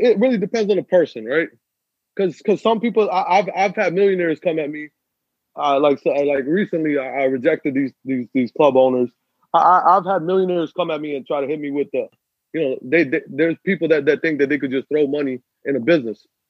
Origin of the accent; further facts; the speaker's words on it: Pakistan; I'm Pakistani